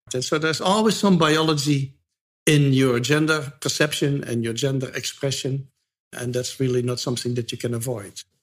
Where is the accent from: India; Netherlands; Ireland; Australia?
Netherlands; moved away as an adult; now in United States; I'm from the Netherlands